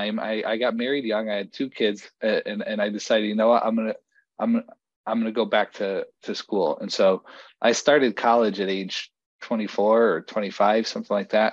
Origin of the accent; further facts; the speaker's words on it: Bridgeport, Connecticut, United States; also born or lived in Fairfield County, Connecticut / New Haven, Connecticut; now in Colchester, United States; I moved around Fairfield County growing up, and ultimately wound up in Bridgeport, Connecticut